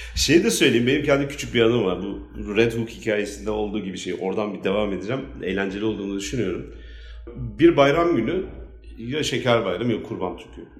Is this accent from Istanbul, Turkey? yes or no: yes; Istanbul, Turkey; ben küçük yılda doğdum büyüdüm